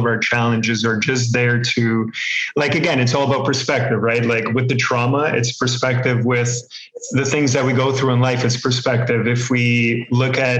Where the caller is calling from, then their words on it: Toronto, Ontario, Canada; I'm calling from Toronto, Canada.